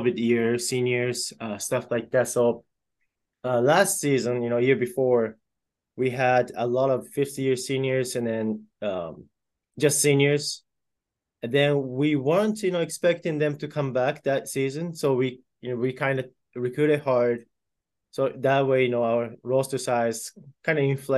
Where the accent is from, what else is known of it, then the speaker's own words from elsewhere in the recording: Japan; now in Iowa, United States; And I'm originally from Japan, so, you know, I have that a little bit connection with that, with my home country.